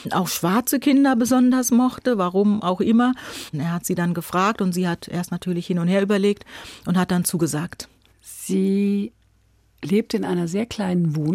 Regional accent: Buxtehude, Lower Saxony, Germany; also born or lived in Hamburg; Also ich bin in Hamburg geboren, meine Eltern sind dann aber nach Buxtehude gegangen

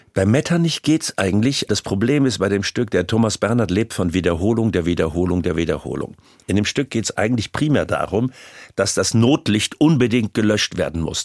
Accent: Rhineland, Germany; Ich bin ja auch Rheinländer

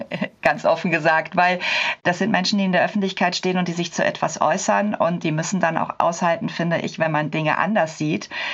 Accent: Cologne, North Rhine-Westphalia, Germany; ich komme aus Köln.

